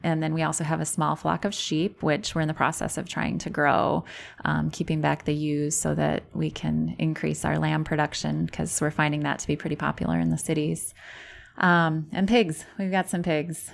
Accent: Sterling, Illinois, United States; moved away as an adult; also born or lived in Platteville, Wisconsin; now in Brodhead, United States; I grew up in Sterling, Illinois

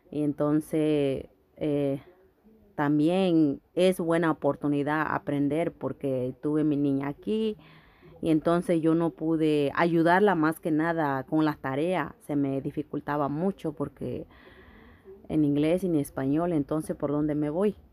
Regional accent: Guerrero, Mexico; now in New York, United States; Ah, yo soy de México, estado de Guerrero. Ah, pues eh, me motivó estudiar aquí, eh, estoy aquí en Nueva York Ah, en México yo no tuve la oportunidad de hacerlo

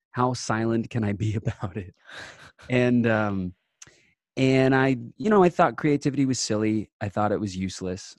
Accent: Long Island, New York, United States; I'm from Long Island

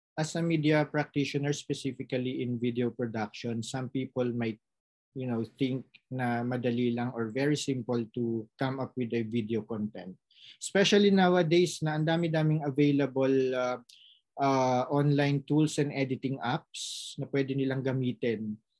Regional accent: Philippines; now in France; nagampanan ko yung role ko as a citizen of the Philippines na pinag-aral ng gobyerno ng Pilipinas

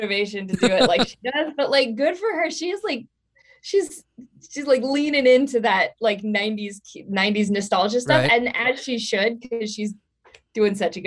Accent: Portland, Oregon, United States; moved away; also born or lived in Hollywood, California; I was born in Portland, Oregon, and I moved back to Portland for a little while

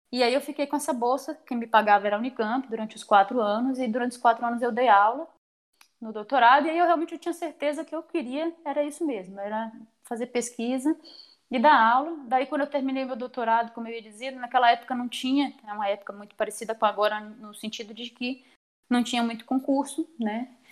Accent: Salvador, Bahia, Brazil; moved away as an adult; also born or lived in Campinas / São Carlos; now in Maringá, Brazil; eu sou natural de Salvador, na Bahia. Né? Morei em Salvador até meus 18 anos

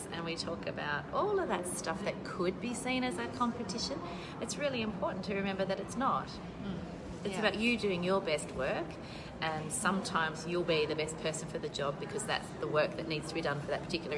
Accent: Australia

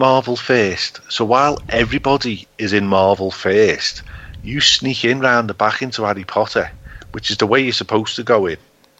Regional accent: Liverpool, North West England, United Kingdom; accent: Scouse

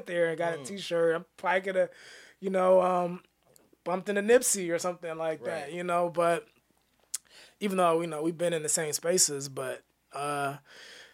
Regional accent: United States; I grew up in Mid-City

